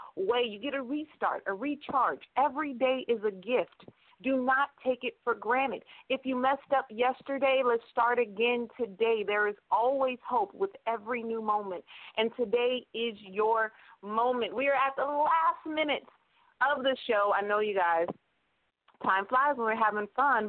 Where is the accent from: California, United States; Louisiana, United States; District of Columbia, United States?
California, United States; Stockton; Stockton, California, my hometown